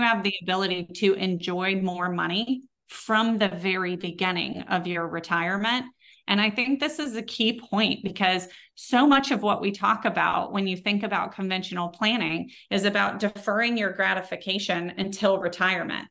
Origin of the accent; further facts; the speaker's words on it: Texas, United States; accent: Texas; my Texas accent